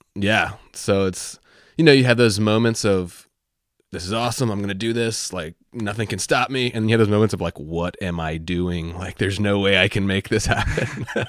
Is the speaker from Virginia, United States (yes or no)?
yes; Virginia, United States; I'm from Virginia